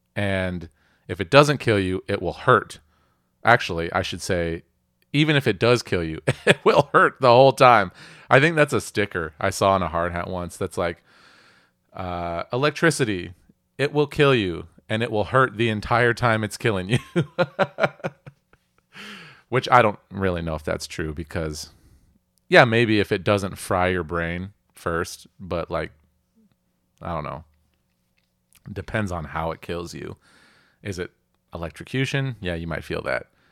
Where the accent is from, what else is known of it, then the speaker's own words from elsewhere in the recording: Puget Sound, Pacific Northwest, Washington, United States; I grew up here in the Pacific Northwest. I grew up in Puget Sound